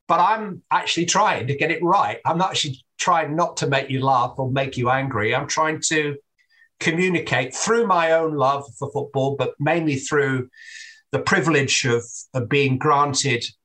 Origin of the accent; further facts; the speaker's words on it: England, United Kingdom; I'm an Englishman